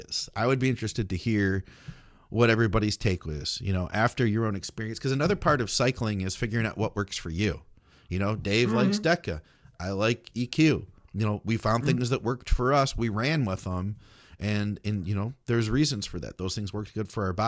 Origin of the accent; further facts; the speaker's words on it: United States; That's what we speak in America.